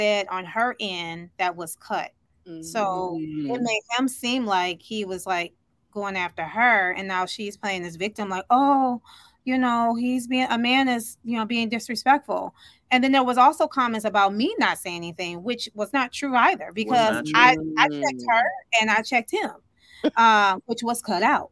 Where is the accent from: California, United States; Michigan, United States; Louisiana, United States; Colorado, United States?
Michigan, United States; Southfield; I grew up in Southfield.